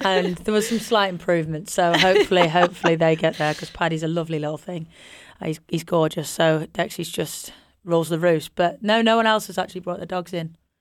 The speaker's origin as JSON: {"language": "English", "region": "Yorkshire and the Humber", "country": "United Kingdom", "said": "we're both from Yorkshire"}